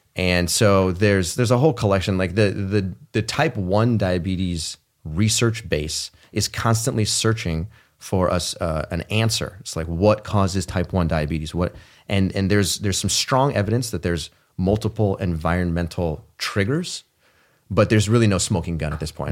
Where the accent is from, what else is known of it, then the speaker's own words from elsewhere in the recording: Palo Alto, California, United States; I grew up in Palo Alto, California.